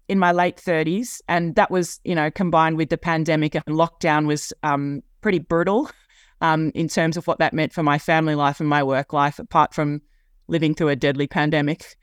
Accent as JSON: {"language": "English", "town": "Sydney", "region": "New South Wales", "country": "Australia", "tie": "born or raised there", "said": "it's my hometown. I've grown up, uh, here on the east coast of Australia."}